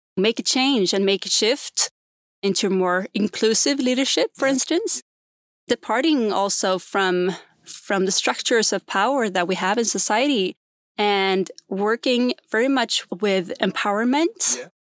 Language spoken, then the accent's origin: English; Gotland, Sweden; accent: Gotlandic; English is a second language; moved away; I grew up in a very small island called Gotland